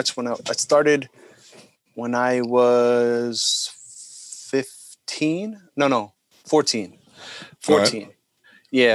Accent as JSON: {"language": "English", "town": "New Rochelle", "region": "New York", "country": "United States", "tie": "born or raised there", "moved": "yes", "lives_now": "Connecticut, United States", "said": "I grew up in New Rochelle. It's right outside of the Bronx"}